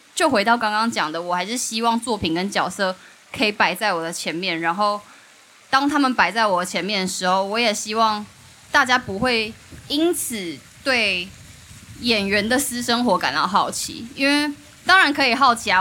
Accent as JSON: {"language": "Chinese", "country": "Taiwan", "tie": "born or raised there", "moved": "yes", "said": "我跟曼波都是来自于东市这个山城"}